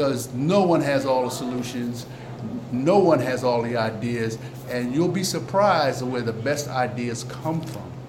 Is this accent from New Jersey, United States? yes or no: yes; Trenton, New Jersey, United States; I'm born and raised in Trenton